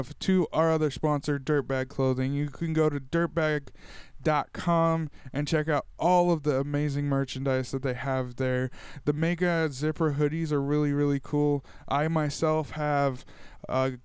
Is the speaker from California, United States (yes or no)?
yes; Tulare, California, United States; my hometown of Tulare